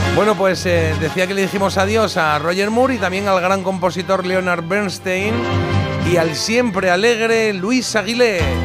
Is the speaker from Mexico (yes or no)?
no; Spain; como buen español